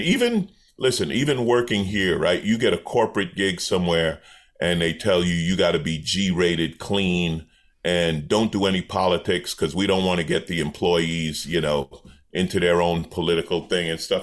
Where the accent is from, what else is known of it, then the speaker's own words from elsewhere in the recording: New York, United States; moved away; I grew up in New York